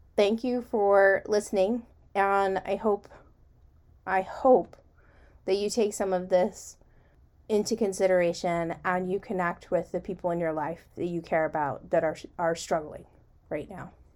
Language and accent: English; United States; as an American